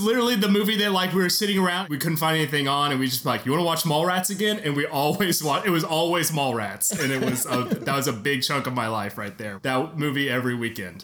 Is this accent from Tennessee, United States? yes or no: yes; Memphis, Tennessee, United States; also born or lived in Alabama; I'm from Memphis, Tennessee